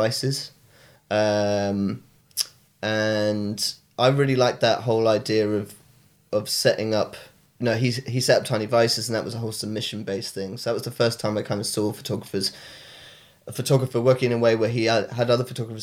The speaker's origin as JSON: {"language": "English", "town": "Exeter", "region": "South West England", "country": "United Kingdom", "also_born_or_lived": "Brighton", "moved": "yes", "said": "I'm from Devon originally, Exeter"}